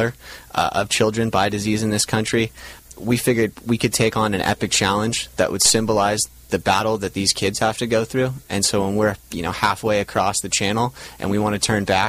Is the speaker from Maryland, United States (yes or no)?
no; Laguna Beach, California, United States; we grew up in Laguna Beach. We'd stared at Catalina our entire lives